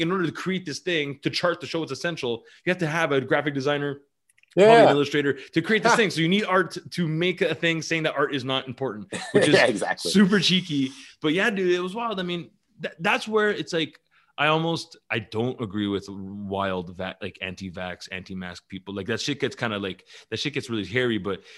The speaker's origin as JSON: {"language": "English", "area": "North Shore", "region": "Quebec", "country": "Canada", "tie": "born or raised there", "said": "I grew up in North Shore"}